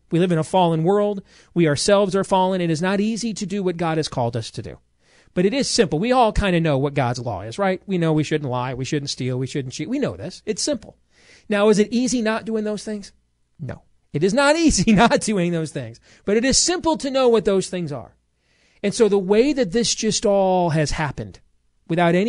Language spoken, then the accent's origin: English; Des Moines, Iowa, United States; I'm a kid from Iowa. You know, I'm still a kid born to a 15-year-old mom at Iowa Lutheran Hospital 43 years ago